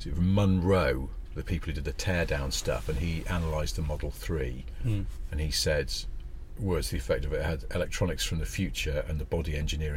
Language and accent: English; the north of England, United Kingdom; I'm from the north